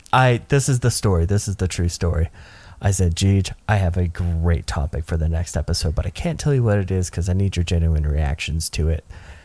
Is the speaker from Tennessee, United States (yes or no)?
yes; Nashville, Tennessee, United States; a person who grew up in the metro, the small metro area that is Nashville, Tennessee.